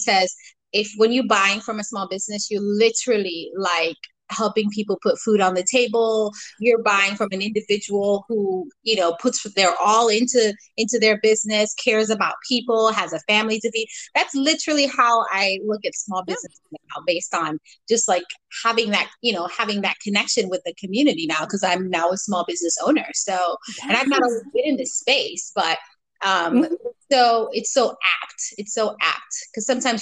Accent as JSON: {"language": "English", "country": "United States", "tie": "born or raised there", "also_born_or_lived": "Sierra Leone", "said": "I was born in Sierra Leone. I came here when I was young. And then I also was raised in America"}